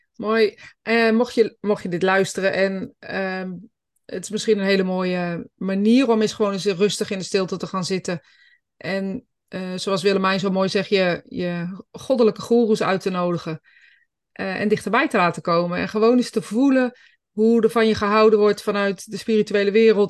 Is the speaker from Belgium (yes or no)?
no; Greece; now in Netherlands; ik kom zelf uit Griekenland